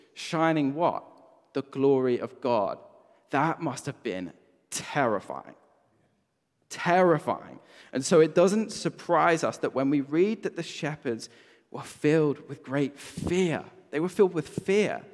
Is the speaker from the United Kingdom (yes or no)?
yes; Brighton, South East England, United Kingdom; moved away; I grew up in Brighton